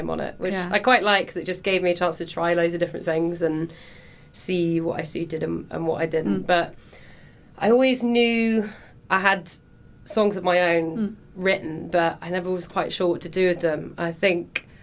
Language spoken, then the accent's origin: English; Hereford, West Midlands, United Kingdom; moved away as an adult; now in London, United Kingdom; I'm from Hereford originally. So just on the Welsh border.